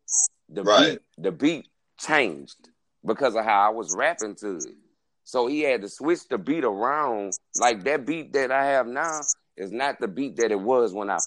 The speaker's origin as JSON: {"language": "English", "town": "Baton Rouge", "region": "Louisiana", "country": "United States", "tie": "born or raised there", "said": "I'm from Baton Rouge, Southside, born, raised in Mayfair, North"}